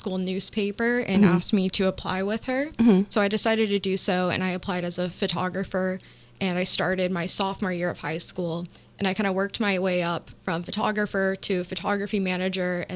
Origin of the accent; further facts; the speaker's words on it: Sanford, Florida, United States; I'm from Sanford, Florida, which is just outside of Orlando, about 30 minutes northeast.